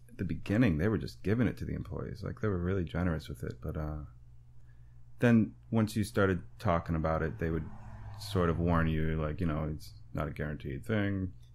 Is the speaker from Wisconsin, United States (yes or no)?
yes; Waupaca, Wisconsin, United States; moved away as an adult; now in New York, United States; I grew up in the Midwest playing rock and roll